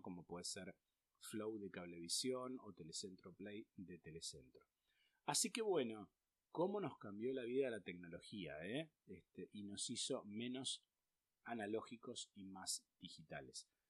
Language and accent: Spanish; Argentina; en Argentina siempre tuvimos lamentablemente inflación